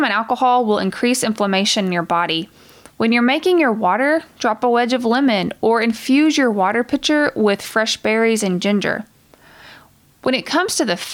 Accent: the South, United States; I'm from the South

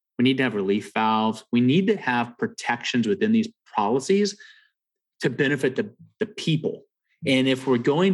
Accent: Southern California, United States; I grew up in Southern California

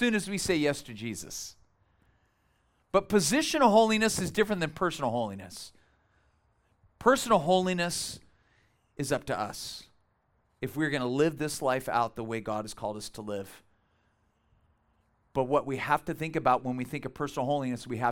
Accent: Bakersfield, California, United States; moved away as an adult; we are from Bakersfield. Tara and I were both born and raised there. We lived there many, many years.

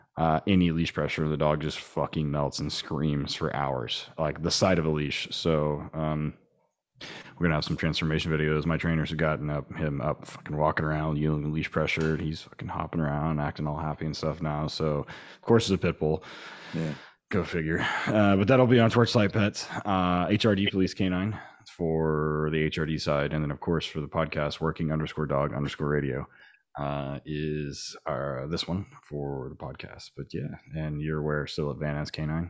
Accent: Oklahoma, United States; I'm from Oklahoma

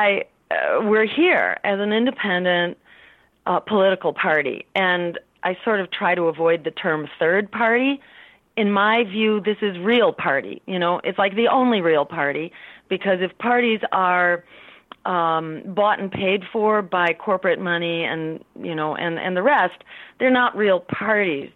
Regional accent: Massachusetts, United States; my home state, in Massachusetts

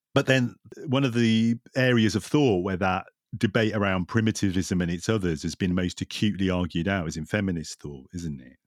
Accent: Lancashire, North West England, United Kingdom; in Lancashire, where I grew up

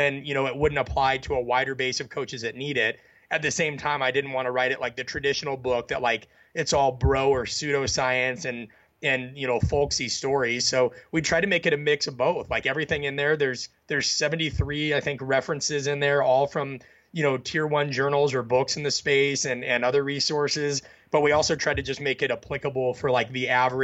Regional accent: Midwest, United States; I was raised in the Midwest.

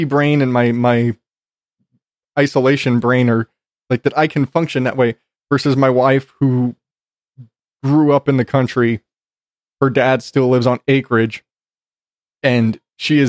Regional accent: Phoenix, Arizona, United States; also born or lived in Corpus Christi, Texas; I grew up primarily in Phoenix and in Corpus Christi and in city life

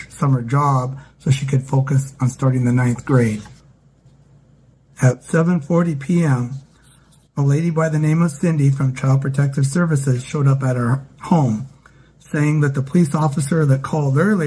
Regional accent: Glasgow, Montana, United States; I was born in Glasgow, Montana, and have lived in Montana much of my life

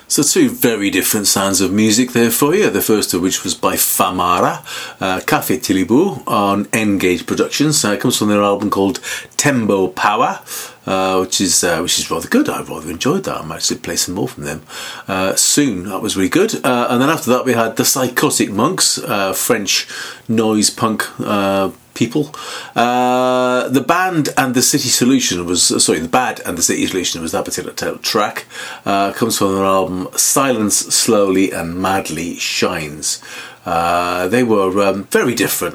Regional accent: Newcastle upon Tyne, North East England, United Kingdom; all the way from Newcastle, my hometown

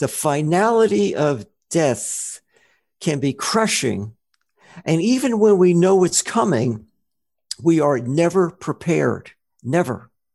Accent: New Jersey, United States; moved away; also born or lived in Rochester, Minnesota; I'm from New Jersey originally

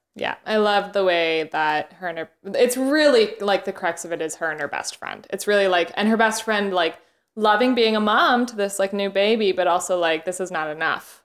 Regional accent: Canada; moved away; I had just gotten back from Canada, um, which is where I'm from

